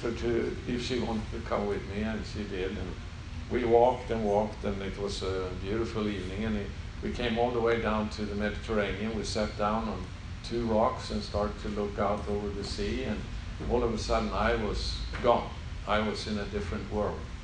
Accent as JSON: {"language": "English", "country": "Sweden", "second_language": "English", "moved": "as an adult", "lives_now": "Israel", "said": "I'm not from America, yeah. so uh, English is not my mother tongue. So I come from Sweden"}